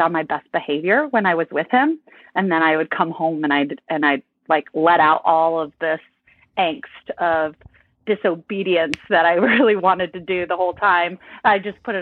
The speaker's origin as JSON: {"language": "English", "region": "Michigan", "country": "United States", "tie": "born or raised there", "also_born_or_lived": "Virginia", "moved": "yes", "said": "I grew up in Michigan. I was in Michigan for half of my life, and then I ended up in Virginia for a little bit"}